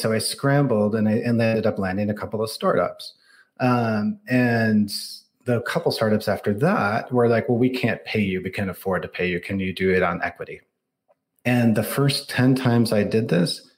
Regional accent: outside of Detroit, Michigan, United States; moved away as an adult; now in Silicon Valley, United States; I grew up outside of Detroit.

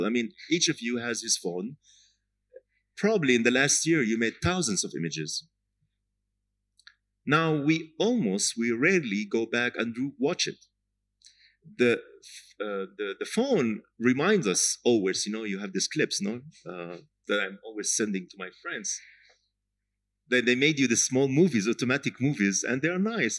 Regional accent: Jaffa, Tel Aviv District, Israel; Jaffa, my hometown

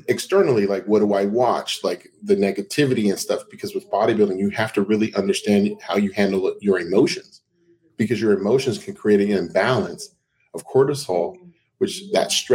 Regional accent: Seattle, Washington, United States; moved away; also born or lived in Denver; I grew up in Seattle, Washington

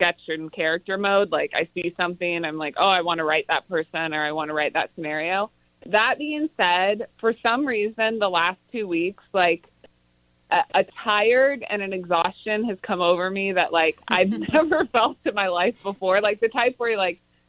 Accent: Kansas City, Missouri, United States; since I'm from Kansas City

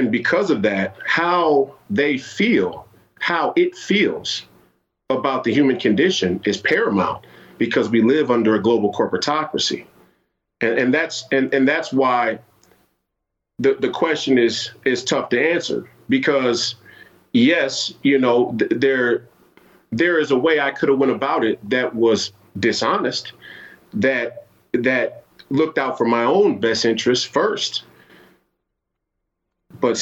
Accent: Minneapolis, Minnesota, United States; I grew up here in the Twin Cities

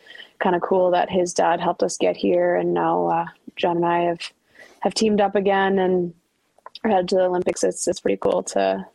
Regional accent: Ottawa, Ontario, Canada; Ottawa's my hometown.

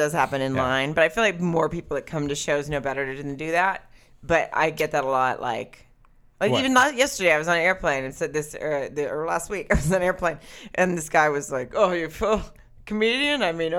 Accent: Germany; born there; I can't do a German. I was born in Germany.

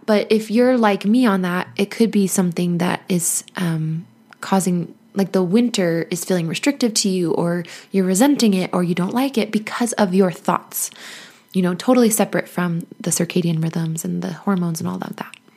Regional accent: United States; also born or lived in Nevada / Arizona; I grew up in Nevada and Arizona

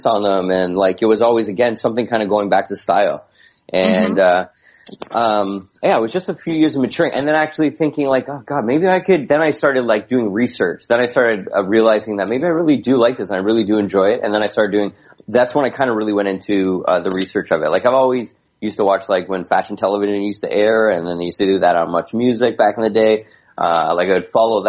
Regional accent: Hamilton, Ontario, Canada; I, grew up, born and raised in Hamilton

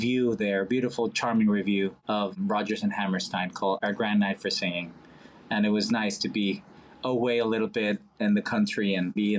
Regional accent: Monterrey, Nuevo León, Mexico; English is a second language; moved away as an adult; now in New York, United States; being from Mexico and growing up in Mexico

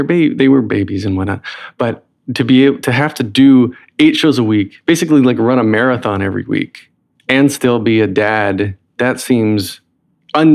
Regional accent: North Carolina, United States; accent: Southern; now in Brooklyn, United States; Oh, I'm from. Well, I live in Brooklyn now, but from North Carolina, so I had to drop my Southern accent.

